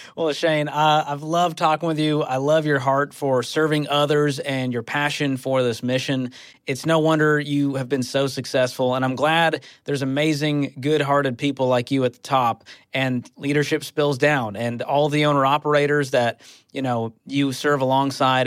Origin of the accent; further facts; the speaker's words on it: Dedham, Massachusetts, United States; now in Franklin, Tennessee, United States; my hometown in Dedham, Massachusetts